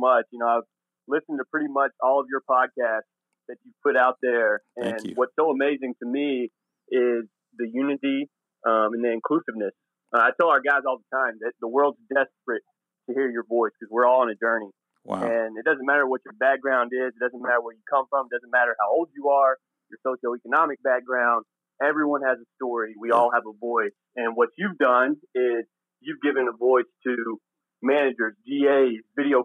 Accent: Tennessee, United States; I'm from Tennessee

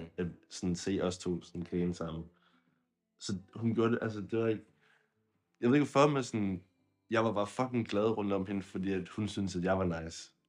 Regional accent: Zealand, Denmark; jeg var fra Sjælland, eller jeg er fra Sjælland

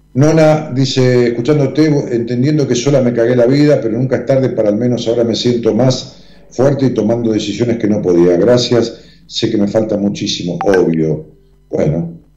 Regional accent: Ramos Mejía, Buenos Aires Province, Argentina; en Ramos Mejía, donde yo nací también y viví muchos años

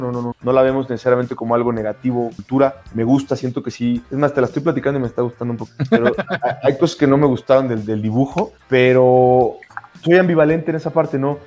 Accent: Mexico; uno como mexicano

